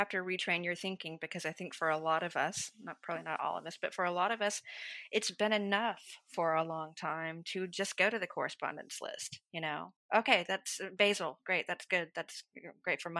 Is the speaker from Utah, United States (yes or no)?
no; Georgia, United States; now in Dallas, United States; growing up in the South, I grew up in the foothills of Appalachia.